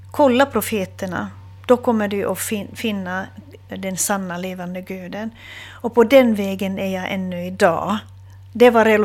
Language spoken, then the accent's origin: Swedish; Hamina, Kymenlaakso, Finland; Eh, jag kommer från Fredrikshamn, var jag född. Eh, det är ehm, eh, känd som militärstad.